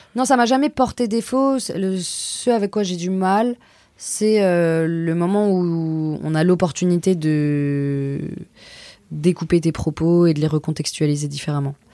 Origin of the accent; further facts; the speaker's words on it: Auvergne-Rhône-Alpes, France; now in Paris, France; J'ai grandi à Aix, à la frontière de Genève